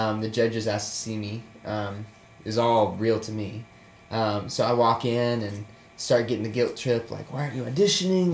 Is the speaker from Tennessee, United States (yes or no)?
yes; Murfreesboro, Tennessee, United States; I grew up in Murfreesboro, Tennessee. It's um, 40 minutes south of Nashville.